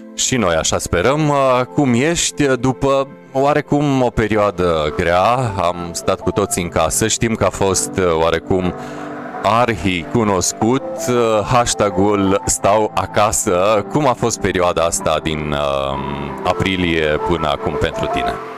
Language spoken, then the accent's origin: Romanian; Sărmașu, Mureș County, Romania; m-am născut în Târgu Mureș și am copilărit la Sărmașu